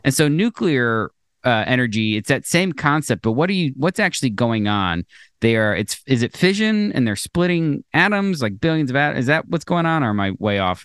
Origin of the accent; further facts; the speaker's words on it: Florida, United States; we grew up in Florida